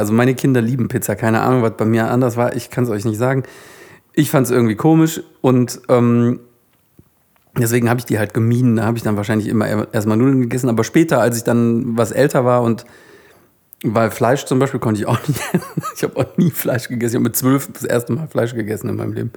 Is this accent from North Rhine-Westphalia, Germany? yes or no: yes; Solingen, North Rhine-Westphalia, Germany; bei uns in Solingen, wo ich aufgewachsen bin